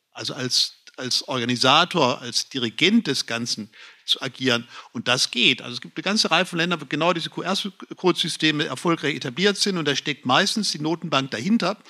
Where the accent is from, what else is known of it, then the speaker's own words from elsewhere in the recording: Lower Franconia, Bavaria, Germany; bei uns in Unterfranken